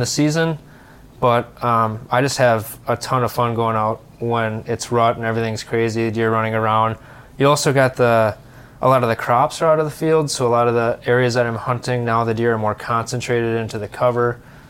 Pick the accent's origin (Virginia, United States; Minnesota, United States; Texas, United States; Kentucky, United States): Minnesota, United States; I'm from Minnesota, Twin Cities. Married, three little girls, 8, 6, and 2.